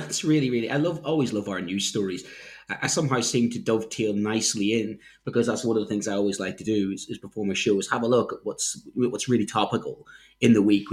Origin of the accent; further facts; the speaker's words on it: Ireland; now in United Kingdom; I'm an Irishman